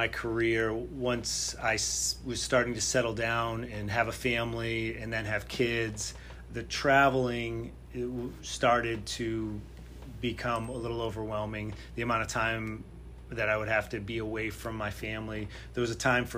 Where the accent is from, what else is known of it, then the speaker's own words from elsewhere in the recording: Connecticut, United States; moved away as an adult; I'm from Connecticut